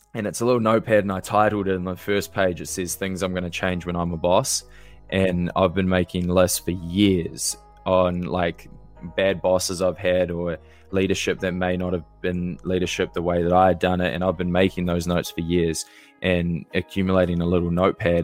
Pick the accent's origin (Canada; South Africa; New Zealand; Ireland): New Zealand; moved away as an adult; now in United States; originally born and raised in New Zealand